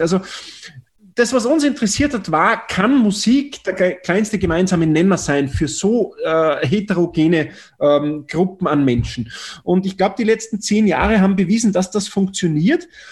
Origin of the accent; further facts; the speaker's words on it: Tennengau, Salzburg, Austria; ich bin in Salzburg geboren, Salzburger Land, im Tennengau, 20 Kilometer südlich der Stadt, äh, in einem kleinen Dorf mit knapp 2000 Einwohnern